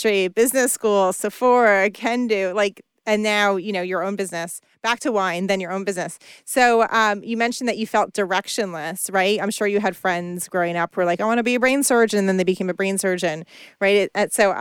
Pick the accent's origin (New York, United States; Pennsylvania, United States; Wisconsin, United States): New York, United States; New York area, United States; I grew up in the New York area